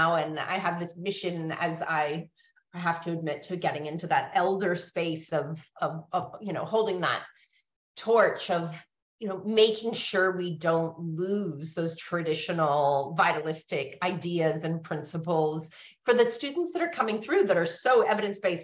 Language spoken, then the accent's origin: English; San Francisco, California, United States; moved away as an adult; now in Australia; I grew up in San Francisco in the 70s and 80s